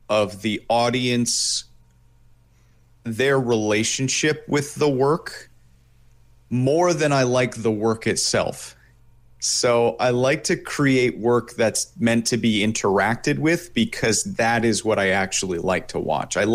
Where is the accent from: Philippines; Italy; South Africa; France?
Italy; born there; also born or lived in Japan; I was actually born in Italy, and oh. then yeah, so two uh, American parents, but I was born in Italy, and then I spent time living in Japan.